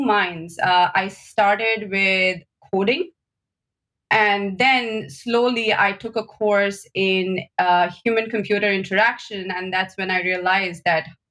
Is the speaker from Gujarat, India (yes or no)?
no; Mumbai, Maharashtra, India; moved away as an adult; also born or lived in Kolkata, India / Chennai, India; now in Boston, United States; So I was born in India. I was born in Kolkata. Then I moved to Bombay, and most of my formative years, I went to college, school, all in Bombay.